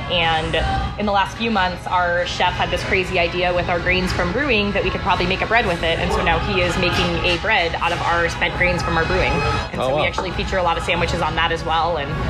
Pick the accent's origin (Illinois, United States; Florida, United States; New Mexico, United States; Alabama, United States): Illinois, United States; Chicago; now in Tucson, United States; I am from Chicago, actually. Born and raised. Mm-hmm. Moved out here when my grandparents retired out here. And within a year, my entire family followed them out here.